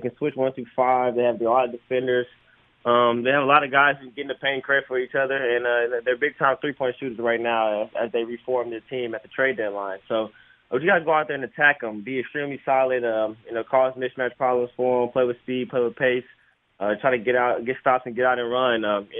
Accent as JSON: {"language": "English", "town": "Lexington", "region": "Kentucky", "country": "United States", "lives_now": "Philadelphia, United States", "said": "And it's funny because I came from Lexington, Kentucky, and everybody said that was the biggest one."}